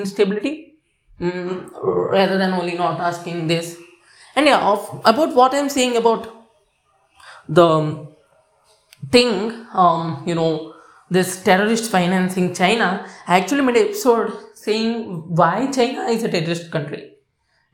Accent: India; I'm Indian

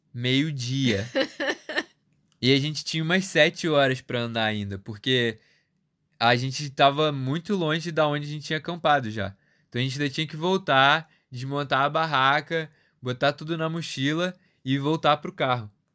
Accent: Rio de Janeiro, Brazil; eu sou do Rio

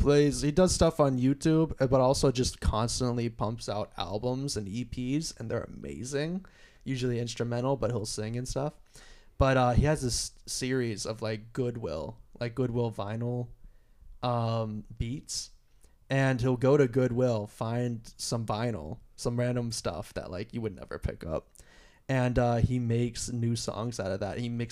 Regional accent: Pennsylvania, United States; moved away; I'm from Pennsylvania.

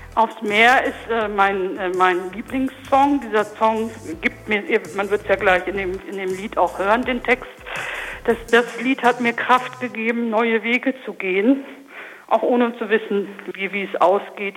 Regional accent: Lindau, Germany; bei uns in Lindau in dem Ort in den Fanfarenzug eingetreten

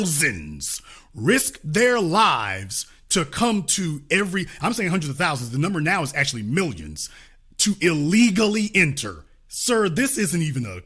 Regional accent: Shreveport, Louisiana, United States; moved away; also born or lived in Dallas, Texas; I'm born and raised in Louisiana, lived in Dallas, Texas

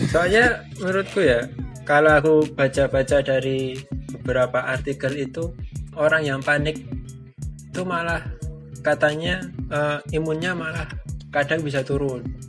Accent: Bantul, Special Region of Yogyakarta, Indonesia; aku asli Jogja, aku asli Bantul

